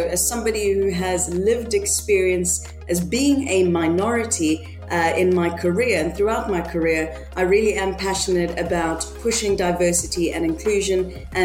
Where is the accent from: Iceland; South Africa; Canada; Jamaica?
South Africa; Johannesburg, Gauteng; moved away as an adult; now in United Kingdom; I'm originally from Johannesburg. So that's a beautiful, busy and vibrant city in South Africa. That is honestly and truly where my heart lives. I spent most of my childhood and my adult life in Johannesburg